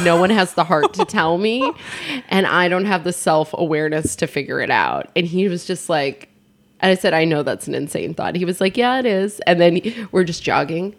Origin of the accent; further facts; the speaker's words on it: California, United States; I'm a Californian